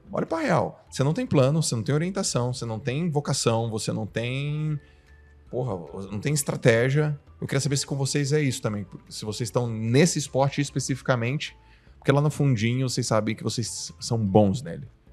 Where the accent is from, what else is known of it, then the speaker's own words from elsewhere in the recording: Santos, São Paulo, Brazil; eu sou de Santos